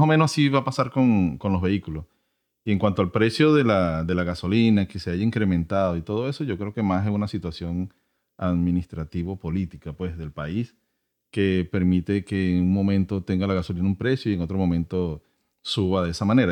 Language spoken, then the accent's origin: Spanish; Venezuela; now in United States; yo soy de Venezuela, este, en mi país